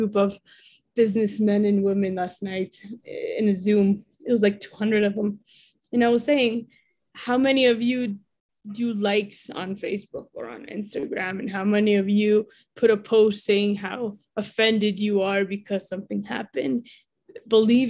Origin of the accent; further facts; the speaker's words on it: Mexico; also born or lived in United States; A U.S. Mexican